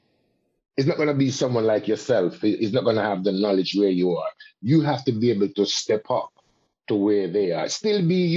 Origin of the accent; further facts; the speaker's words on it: Jamaica; a Jamaican and as a Caribbean person and as a Rasta man